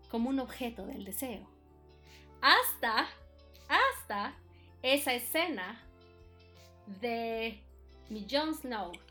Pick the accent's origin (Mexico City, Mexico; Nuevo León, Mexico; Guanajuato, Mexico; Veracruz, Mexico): Mexico City, Mexico; yo vengo pues de la Ciudad de México, ¿verdad? Vengo de una familia pues católica, ¿no?